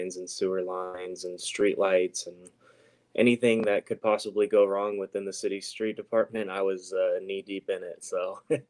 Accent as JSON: {"language": "English", "area": "Central Valley", "region": "California", "country": "United States", "tie": "born or raised there", "said": "I grew up in here in the Central Valley my entire life."}